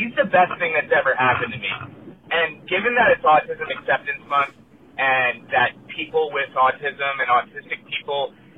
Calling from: San Clemente, California, United States; I'm calling from San Clemente, California

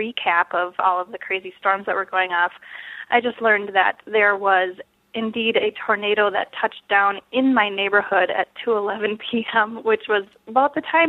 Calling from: St. Louis Park, Minnesota, United States; I'm calling from St. Louis Park, Minnesota, which is a suburb of Minneapolis.

